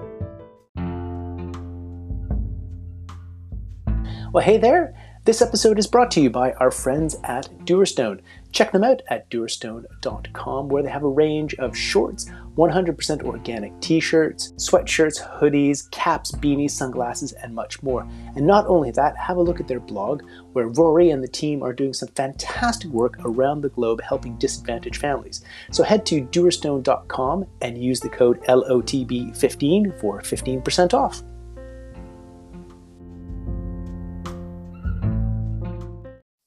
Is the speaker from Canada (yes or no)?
yes; Canada; now in United Kingdom; being Canadian myself